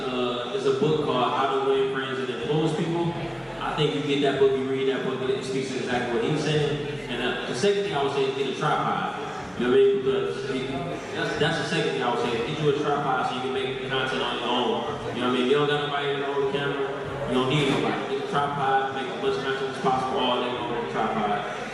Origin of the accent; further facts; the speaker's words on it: East Point, Georgia, United States; I'm from East Point.